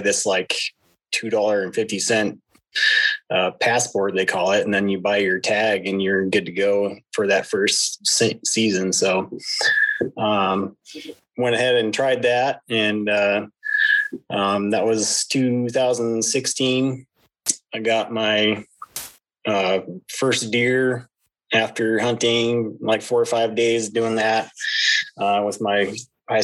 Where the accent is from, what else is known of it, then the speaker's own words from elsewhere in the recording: northern Idaho, United States; I up here in northern Idaho, born and raised in Idaho here